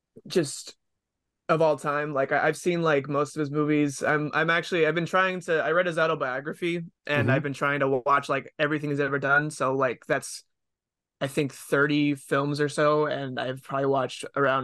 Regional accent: Massachusetts, United States; I'm from Massachusetts. That's kind of why.

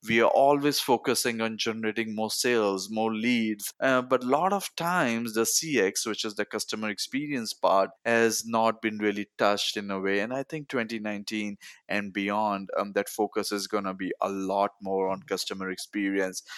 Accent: Mumbai, Maharashtra, India; moved away as an adult; now in United States; I grew up in Bombay, India

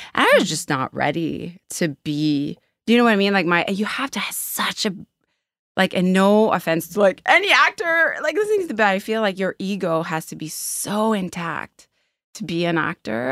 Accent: Quebec, Canada; now in Halifax, Canada; I grew up in Quebec

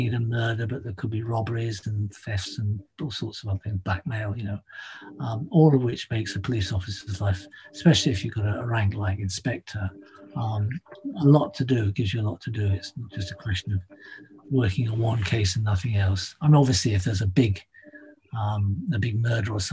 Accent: London, United Kingdom; I grew up in London

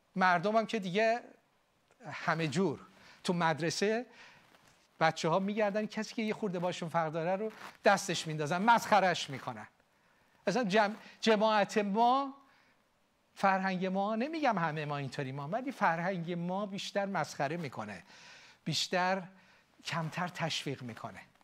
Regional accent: Iran; now in United States; ما ایرانی ها یاد گرفتیم متحد باشیم

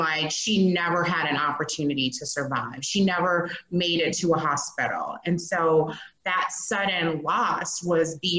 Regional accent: Chicago, Illinois, United States; I am based here in Chicago, born and raised

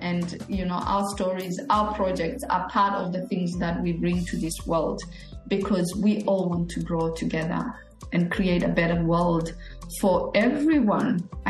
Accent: Australia; you're from America, I'm from Australia

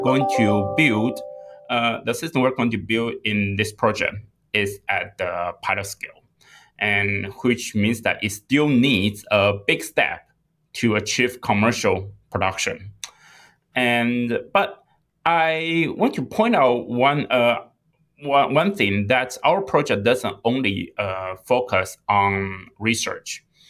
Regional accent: Taiwan; moved away as an adult; also born or lived in England / Singapore; now in United States; I was born and raised in Taiwan

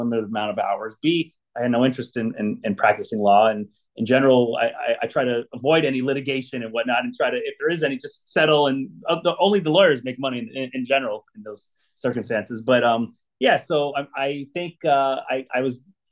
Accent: Los Angeles, California, United States; I grew up here, born and raised in Southern California and Los Angeles, specifically the San Fernando Valley

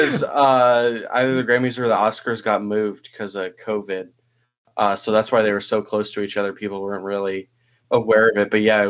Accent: Northern Virginia, United States; I'm from Northern Virginia.

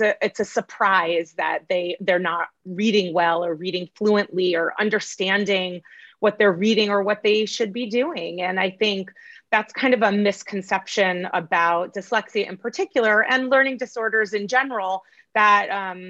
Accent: Massachusetts, United States; moved away as an adult; also born or lived in New York / Connecticut; now in California, United States; I was born in New York, and I was pretty much raised in Massachusetts

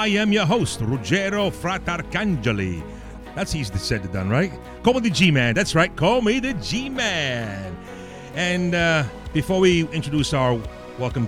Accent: New York City, New York, United States; That's where I grew up also, folks. That's right, the Bronx.

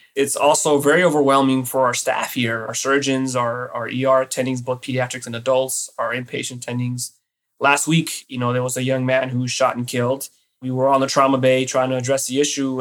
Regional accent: Los Angeles, California, United States; now in New York, United States; I was born and raised in East Los Angeles in the uh, 80s and 90s

